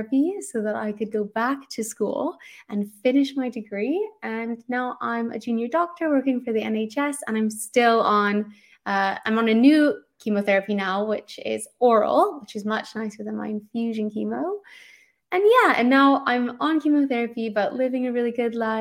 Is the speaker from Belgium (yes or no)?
no; Canada; now in London, United Kingdom; I'm Canadian, but I live in London